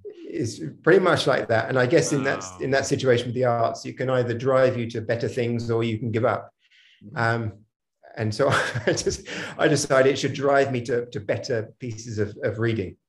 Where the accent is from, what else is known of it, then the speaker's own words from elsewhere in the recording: Hampshire, South East England, United Kingdom; moved away; also born or lived in Mysore; I'm from Hampshire originally